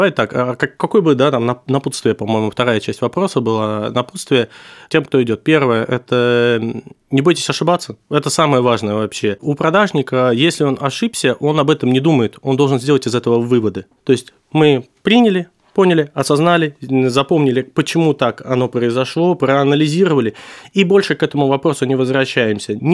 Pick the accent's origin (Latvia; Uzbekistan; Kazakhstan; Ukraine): Uzbekistan; Tashkent; born there; Ну, я родился в Ташкенте и вот готовился уже подавать туда документы.